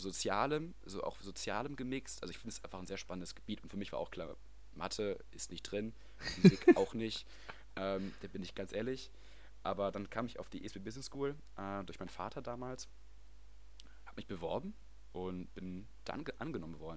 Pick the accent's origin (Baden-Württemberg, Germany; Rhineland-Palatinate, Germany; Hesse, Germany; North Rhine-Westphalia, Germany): North Rhine-Westphalia, Germany; Wesel; moved away as an adult; now in Netherlands; ich komme aus Wesel, bin da geboren, aufgewachsen, zu, zur Schule gegangen